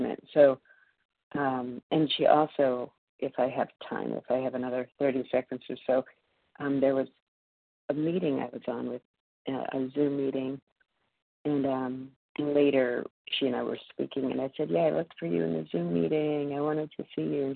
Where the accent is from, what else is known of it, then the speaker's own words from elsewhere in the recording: Massachusetts, United States; also born or lived in New York City; calling in from New York City this morning, but I'm from Massachusetts